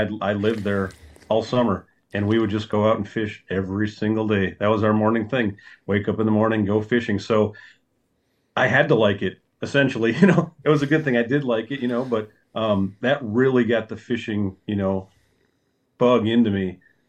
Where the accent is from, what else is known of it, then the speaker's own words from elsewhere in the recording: Minnesota, United States; Yeah, so I grew up on Lake Vermilion.